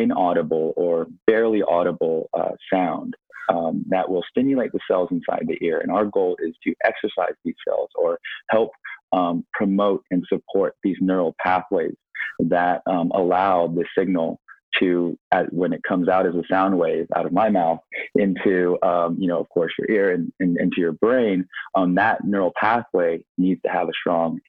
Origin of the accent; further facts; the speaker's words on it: Silicon Valley, California, United States; I was actually born and raised in Silicon Valley